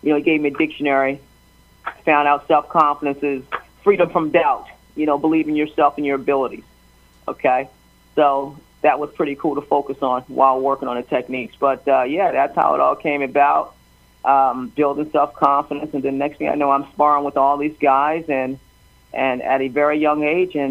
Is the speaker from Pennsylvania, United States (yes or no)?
yes; Chester, Pennsylvania, United States; I grew up in Chester, Pennsylvania, Fairground Projects